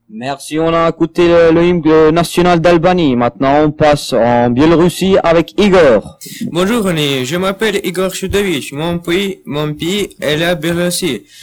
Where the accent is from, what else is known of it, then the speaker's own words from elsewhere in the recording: Morocco; French is a second language; now in France; je suis marocain